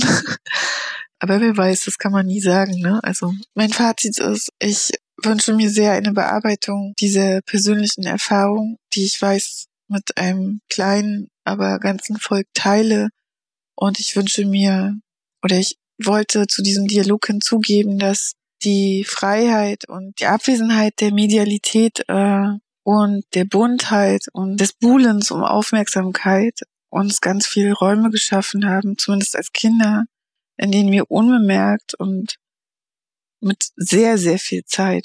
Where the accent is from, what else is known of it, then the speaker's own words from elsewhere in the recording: Stralsund, Mecklenburg-Vorpommern, Germany; Ich komme aus Stralsund von der Ostsee